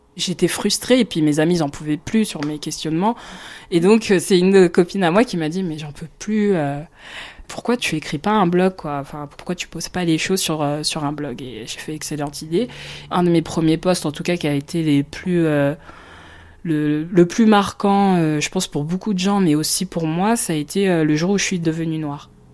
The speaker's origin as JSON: {"language": "French", "town": "Marne-la-Vallée", "region": "Île-de-France", "country": "France", "tie": "born or raised there", "said": "Je suis née en France. Je suis originaire du Congo. Mon père a migré en France à la fin des années 70 et j'ai grandi à Marne-la-Vallée"}